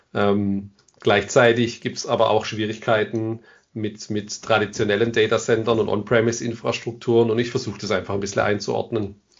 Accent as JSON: {"language": "German", "area": "Ländle", "region": "Baden-Württemberg", "country": "Germany", "said": "ich komme aus dem Ländle. Ich hoffe, das hört man nicht am Ende zu arg."}